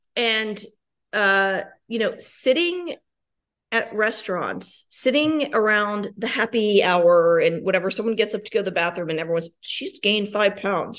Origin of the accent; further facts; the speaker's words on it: Richmond, Virginia, United States; moved away as an adult; also born or lived in New York / Washington, D.C. / Denver; now I'm back in Richmond, my hometown